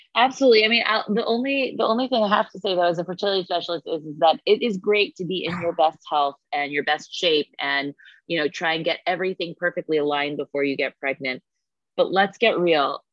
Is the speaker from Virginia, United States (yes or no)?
no; New York City, New York, United States; I was born and raised here in New York City